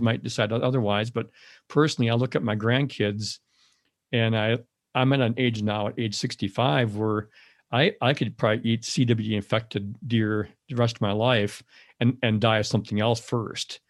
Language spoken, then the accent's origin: English; Madison, Wisconsin, United States; I grew up in the Madison area